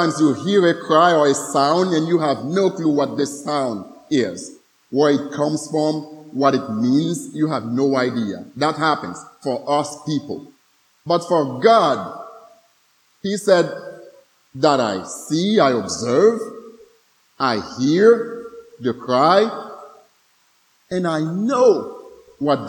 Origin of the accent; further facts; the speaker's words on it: Haiti; some of us Haitians